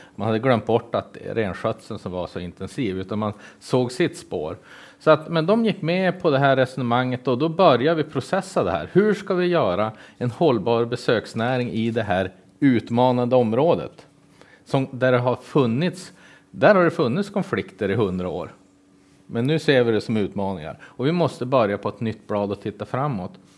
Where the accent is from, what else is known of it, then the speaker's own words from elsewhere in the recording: Kiruna, Norrbotten County, Sweden; now in Jämtland, Sweden; jag såg ingen riktig barrskog förrän jag var tre år eftersom jag föddes upp i Kiruna